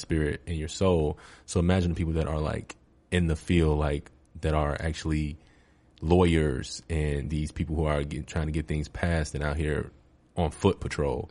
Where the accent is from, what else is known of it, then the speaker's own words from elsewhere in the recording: Chicago, Illinois, United States; growing up in Chicago